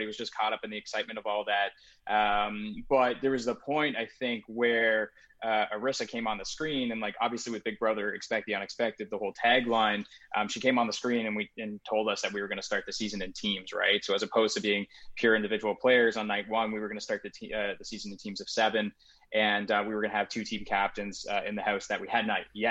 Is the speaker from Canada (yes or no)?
yes; Burlington, Ontario, Canada; I'm from Burlington